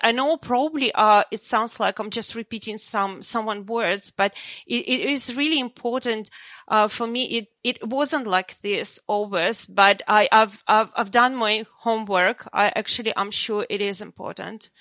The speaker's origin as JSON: {"language": "English", "country": "Ukraine", "tie": "born or raised there", "also_born_or_lived": "Russia", "moved": "yes", "lives_now": "Sydney, Australia", "said": "I was born in Ukraine"}